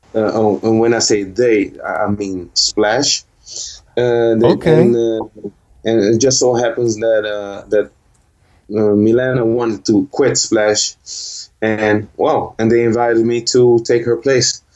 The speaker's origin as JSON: {"language": "English", "town": "Rotterdam", "region": "South Holland", "country": "Netherlands", "tie": "born or raised there", "said": "I was born and raised here in Holland in Rotterdam."}